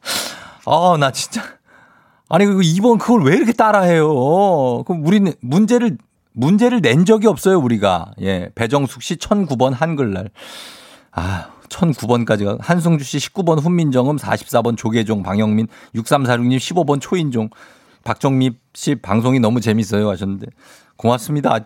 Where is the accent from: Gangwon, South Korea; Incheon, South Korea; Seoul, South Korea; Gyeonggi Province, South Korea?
Seoul, South Korea; 내가 나 서울 출신이지만